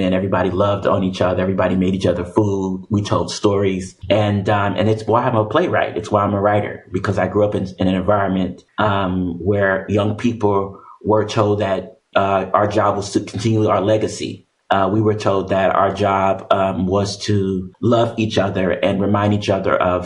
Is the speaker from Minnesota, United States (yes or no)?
no; Oakland, California, United States; I'm born and raised in Oakland, California